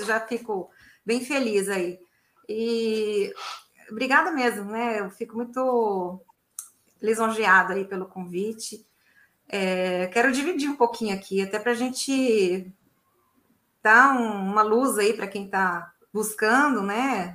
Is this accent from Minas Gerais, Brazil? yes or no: yes; Belo Horizonte, Minas Gerais, Brazil; Eu tenho muitos primos, sou de Belo Horizonte.